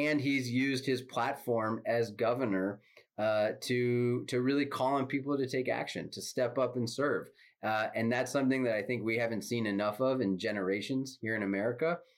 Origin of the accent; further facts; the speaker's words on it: Northern California, United States; as mayor of the town I grew up in Northern California